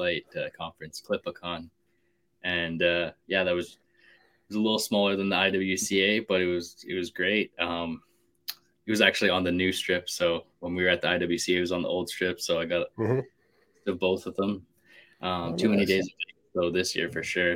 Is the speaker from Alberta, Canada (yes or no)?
yes; Calgary, Alberta, Canada; born and raised in Calgary, Alberta, Canada